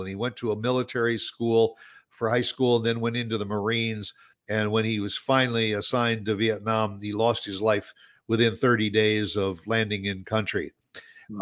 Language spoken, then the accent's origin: English; Chicago, Illinois, United States; I am from the Chicago area